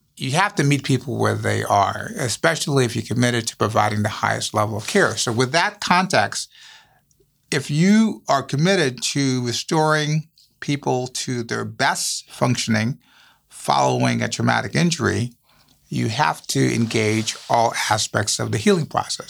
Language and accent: English; U.S. Virgin Islands; also born or lived in Saint Thomas, U.S. Virgin Islands; now in Chicago, United States; born on Saint Thomas, growing up on Saint Croix, also one of the U S Virgin Islands